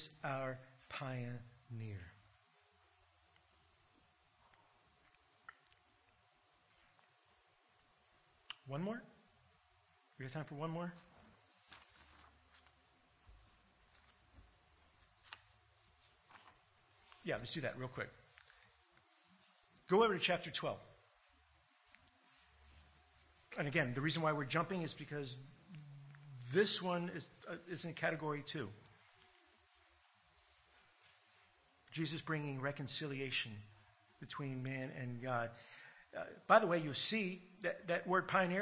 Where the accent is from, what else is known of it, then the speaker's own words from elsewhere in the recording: United States; now in Australia; growing up in America and hearing, you know, all the American history